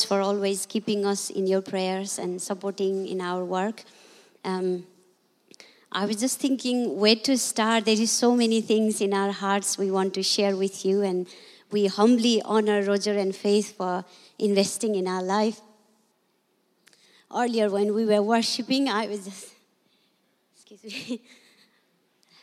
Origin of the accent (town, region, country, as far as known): Nepal; English is a second language